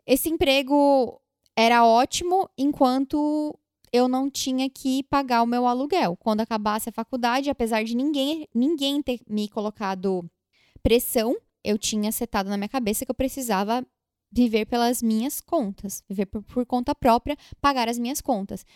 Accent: Brazil; moved away as an adult; now in New York, United States; quando a gente saiu do Brasil

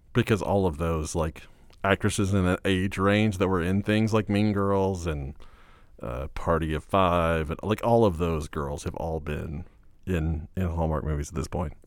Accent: Fort Worth, Texas, United States; I grew up in Fort Worth

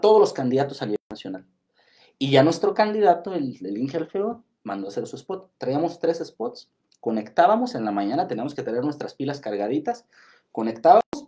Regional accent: Ciudad Hidalgo, Michoacán, Mexico; soy de Ciudad Hidalgo

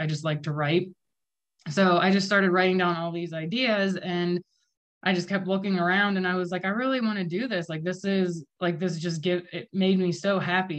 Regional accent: Vandergrift, Pennsylvania, United States; also born or lived in Los Angeles; I'm actually from Vandergrift.

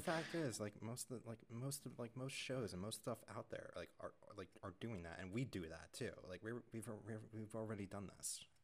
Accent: United States; I'm an American

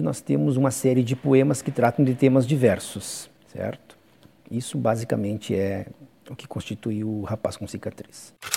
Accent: Fortaleza dos Valos, Rio Grande do Sul, Brazil; also born or lived in Pejuçara, Rio Grande do Sul / Cruz Alta, Rio Grande do Sul; Eu tinha aproximadamente na época 12 anos, portanto passei a minha infância em Fortaleza

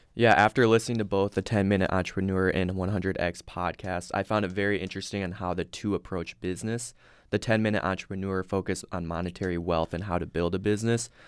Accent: Sioux Center, Iowa, United States; I'm originally from Sioux Center, Iowa

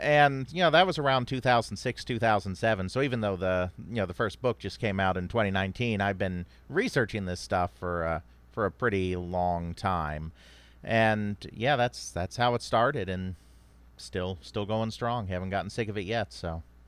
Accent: United States; I'm American, I speak English, and I don't speak, uh, you know, Japanese or any other languages

